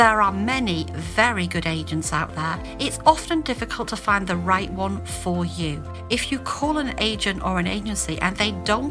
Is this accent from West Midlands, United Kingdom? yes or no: no; Hull, Yorkshire and the Humber, United Kingdom; moved away as an adult; now in France; as a small child growing up in Hull, Yorkshire in the early 70s